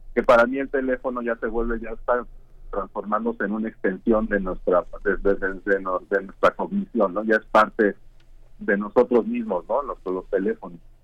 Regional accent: Mexico; moved away as an adult; now in Karlsruhe, Germany; yo soy, yo soy bueno, artista mexicano y me formé académicamente este, en México

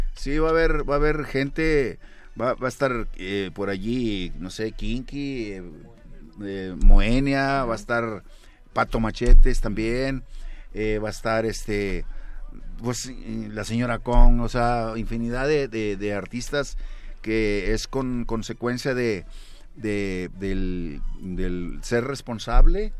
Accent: Monterrey, Nuevo León, Mexico; yo nací en la Nuevo Repueblo de Monterrey, Nuevo León.

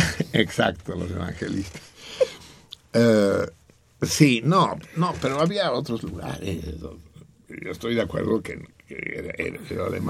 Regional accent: Mexico; una a las 12 de la noche sí somos mexicanos, me cae, sí amamos, tú amas a la patria.

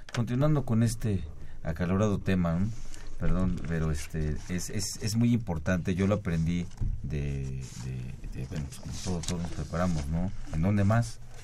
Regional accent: Yucatán, Mexico; soy yucateco

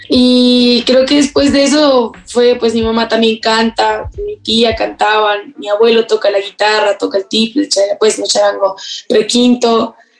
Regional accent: Pasto, Nariño, Colombia; also born or lived in England; nací en Inglaterra, eh, viví año y medio, pero después, o sea, mis papás vivían ahí como, o sea, viajaron a Inglaterra, vivieron, ambos son colombianos, vivieron, no sé, siete años quizás, de los cuales el último año y medio pues me tuvieron y después nos devolvimos todos junto con mi hermano a Colombia, a Pasto, Nariño

